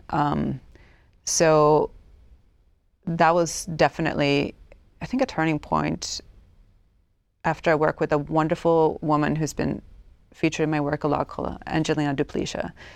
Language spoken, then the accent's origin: English; Stockholm, Stockholm County, Sweden; English is a second language; moved away as an adult; also born or lived in United States; I grew up in Stockholm, Sweden, in, in the eighties